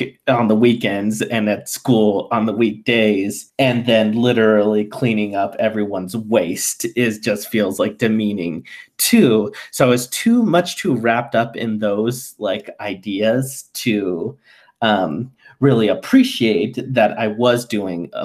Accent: United States; feeling like I didn't fit in growing up in the United States

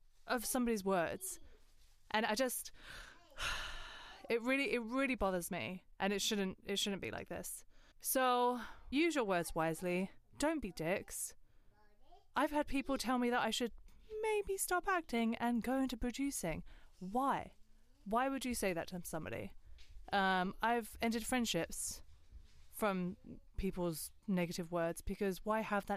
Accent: Westcliff-on-Sea, East of England, United Kingdom; also born or lived in Grays, Thurrock; I was born in Thurrock, in Grays. And then we moved to Westcliff when I was three. So I lived right next to Chalkwell Park.

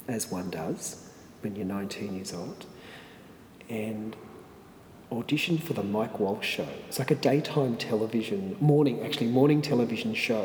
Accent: Papua New Guinea; moved away as an adult; also born or lived in New York, United States; now in Melbourne, Australia; I was brought up in Papua New Guinea, in a very remote part

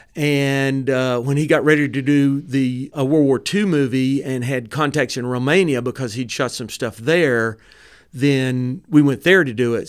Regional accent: Dalton, Georgia, United States; I'm also from Dalton

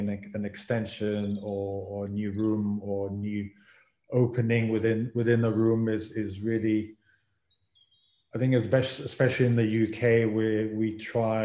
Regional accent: Israel; moved away as an adult; now in London, United Kingdom; I'm originally from Israel, and then I had an opportunity to come here to study, and then I got hooked by it

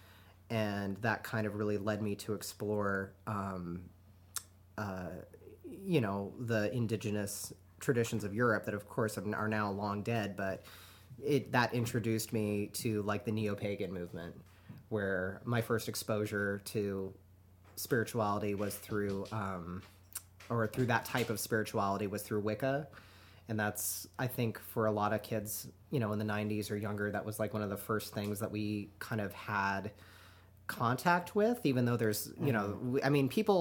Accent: Reno, Nevada, United States; I grew up in Reno

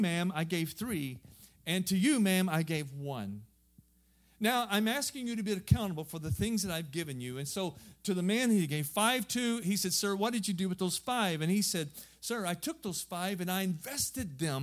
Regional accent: southern Missouri, United States; moved away as an adult; now in Europe; I'm just a hillbilly. I'm from southern Missouri

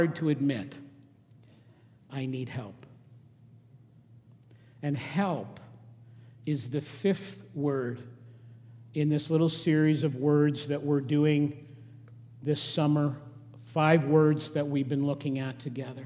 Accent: Regina, Saskatchewan, Canada; now in Lethbridge, Canada; I grew up in Regina

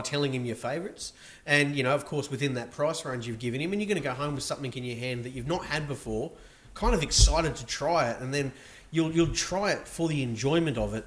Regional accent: Melbourne, Victoria, Australia; I'm from Melbourne

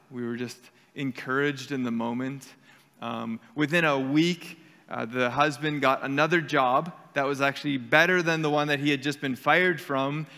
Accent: Canada; we're Canadian and we are um, Mennonite area here

